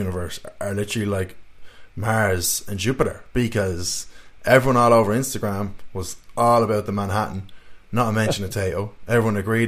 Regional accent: Ireland; as Irish people

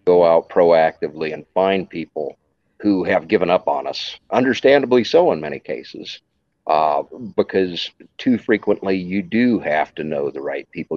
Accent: Wyoming, United States; now in Johnson County, Iowa, United States; I'm originally from Wyoming.

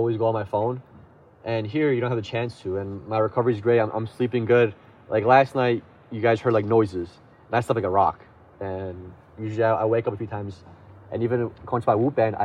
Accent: Midwest, United States; we come from the Midwest, where we have just flatlands, prairie lands, we have corn, we have wheat, and it's just flat

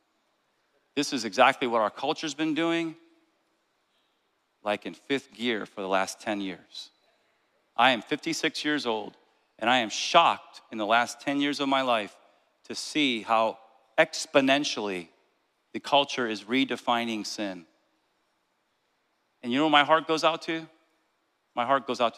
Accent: New Jersey, United States; I'm from Jersey

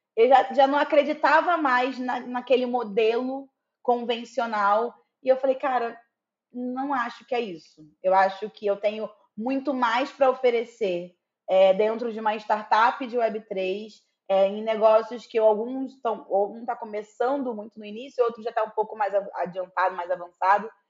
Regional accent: Duque de Caxias, Rio de Janeiro, Brazil; now in São Paulo, Brazil; embora eu moro em São Paulo hoje em dia, eu sou natural, natural do Rio, natural de Duque de Caxias, Baixada Fluminense do Rio de Janeiro

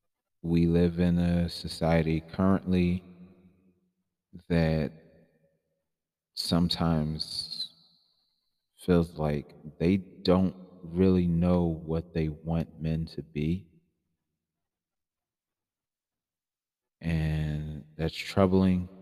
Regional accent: Philadelphia, Pennsylvania, United States; my hometown of Philadelphia

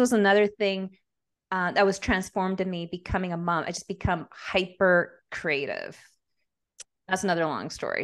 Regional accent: Montreal, Quebec, Canada; also born or lived in Calgary, Alberta / Peru (mother's origin); now in Nelson, Canada; I grew up in Montreal

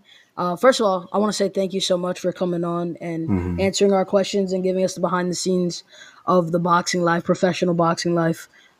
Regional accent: New York City, New York, United States; Like we're all originally from NYC.

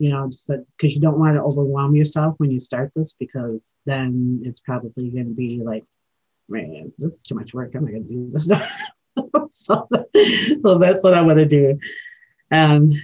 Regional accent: Rosebush, Michigan, United States; I'm from Rosebush, Michigan, and I am of the Eagle Clan, and I'm an Ojibwe woman

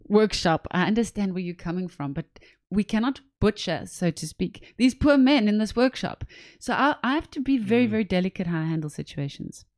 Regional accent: South Africa; I'm from South Africa

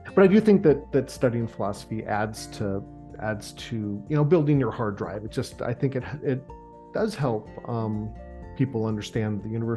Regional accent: Los Angeles, California, United States; also born or lived in New Mexico; I was born and raised in Los Angeles

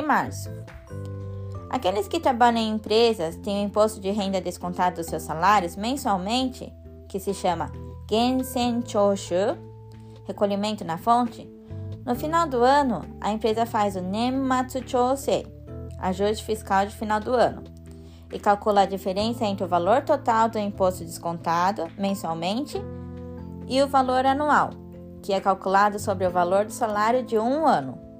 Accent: Japan; Cresci aqui no Japão

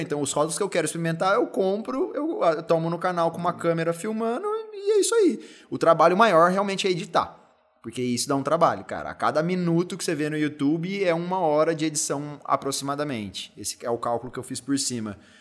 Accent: São José dos Campos, São Paulo, Brazil; fui criado em São José dos Campos, então uma parte minha até me considera mais josense até do que paulistano

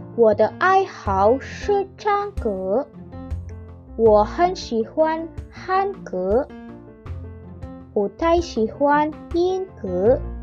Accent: Indonesia; Chinese is a second language; 我是印尼人。今年我是几岁了？

